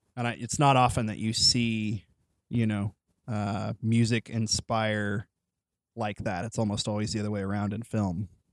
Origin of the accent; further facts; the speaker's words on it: near Joplin, Missouri, United States; also born or lived in Springfield, Missouri; now in Joplin, United States; I didn't grow up in Joplin, but I grew up near Joplin